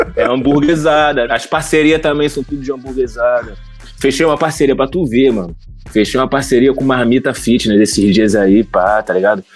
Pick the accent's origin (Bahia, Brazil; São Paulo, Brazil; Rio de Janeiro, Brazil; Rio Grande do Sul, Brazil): Rio de Janeiro, Brazil; Baixada Fluminense; eu tenho essa vivência de subúrbio, sou da Baixada Fluminense, tenho essa vivência com a Zona Norte ali